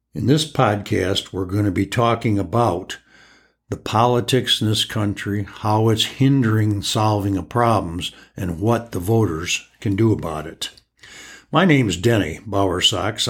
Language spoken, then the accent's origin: English; United States; us as American citizens